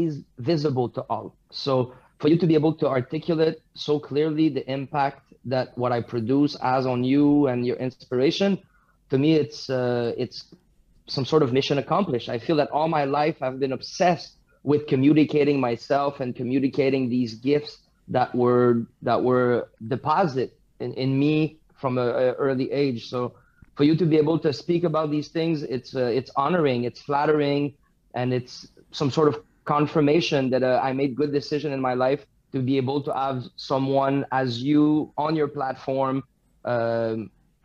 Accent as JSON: {"language": "English", "town": "Drummondville", "region": "Quebec", "country": "Canada", "tie": "born or raised there", "second_language": "English", "said": "I was born in a small city called Drummondville, living in a small city called Saint-Charles de Drummondville, white French Quebecois."}